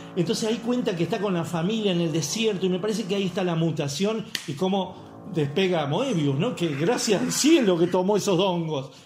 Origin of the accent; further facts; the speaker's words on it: Argentina; now in Córdoba, Argentina; soy argentino